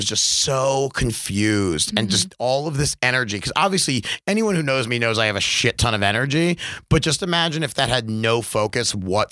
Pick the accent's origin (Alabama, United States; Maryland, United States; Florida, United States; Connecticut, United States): Maryland, United States; Baltimore; moved away as an adult; grew up there till I was 19.